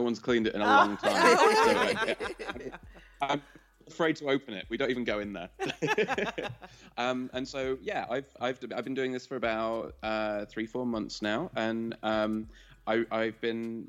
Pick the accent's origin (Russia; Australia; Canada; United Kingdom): United Kingdom; England; I'm English